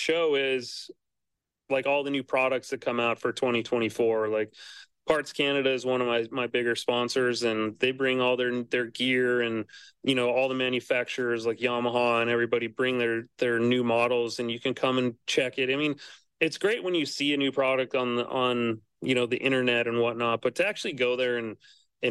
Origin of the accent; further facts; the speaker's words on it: Montana, United States; also born or lived in California; I was born and raised in Montana